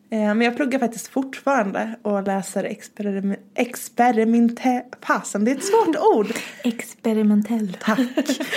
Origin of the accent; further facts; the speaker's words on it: Stockholm, Stockholm County, Sweden; now in Malmö, Sweden; jag är nedflyttad från Stockholm. Eh, jag flyttade ner till Malmö för drygt fyra år sedan.